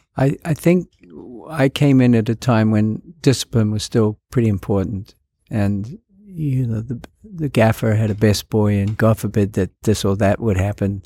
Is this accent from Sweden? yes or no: no; New Zealand; moved away; It was shot in my hometown